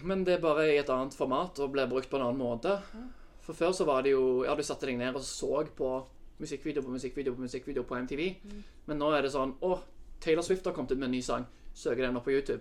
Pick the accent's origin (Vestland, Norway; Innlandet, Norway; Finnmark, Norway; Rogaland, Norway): Rogaland, Norway; Sandnes; moved away as an adult; also born or lived in Oslo; jeg er fra Sandnes. Eh, vokste opp i en familie med to søsken